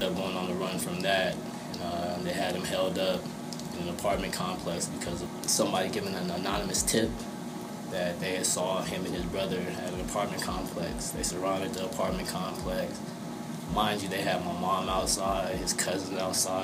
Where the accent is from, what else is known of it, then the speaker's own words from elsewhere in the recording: Albuquerque, New Mexico, United States; I was born in the South Broadway neighborhood, Albuquerque, New Mexico, 1300 block